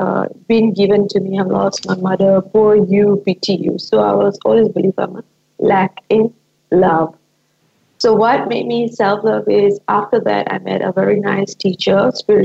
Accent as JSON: {"language": "English", "country": "Malaysia", "said": "from Malaysia"}